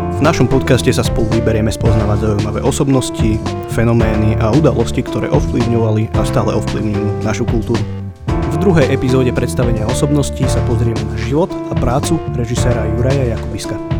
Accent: Slovakia; u nás doma na Slovensku

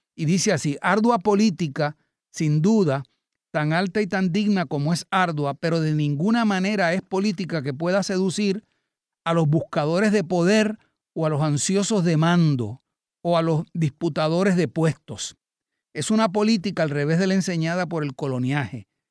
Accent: Puerto Rico; Puerto Rico y lo que somos los puertorriqueños

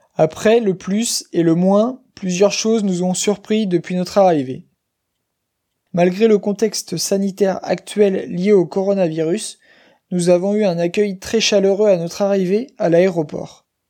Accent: Chemillé, Pays de la Loire, France; moved away as an adult; also born or lived in Paris; Je suis originaire de Chemillé, dans le Maine-et-Loire, une petite ville de 7000 habitants dans l'ouest de la France.

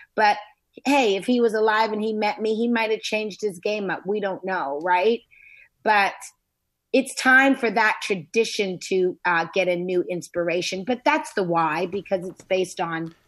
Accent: Canada; moved away as an adult; Canada. I was born in Canada

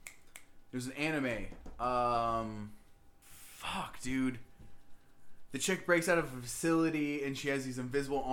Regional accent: the South, United States; I'm from the South.

